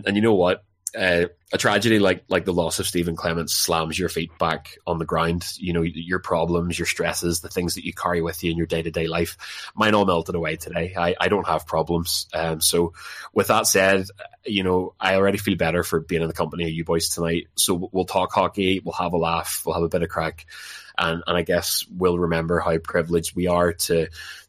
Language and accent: English; Larne, Northern Ireland, United Kingdom; I'm a big fan of my hometown club, Larne FC